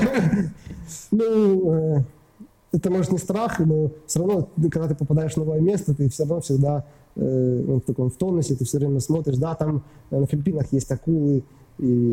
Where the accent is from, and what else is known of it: Ukraine